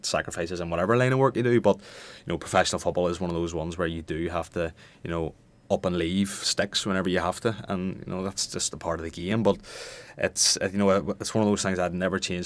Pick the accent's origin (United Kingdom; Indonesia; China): United Kingdom; Omagh, Northern Ireland; I'm from Omagh, which is, you know, is predominantly a Gaelic town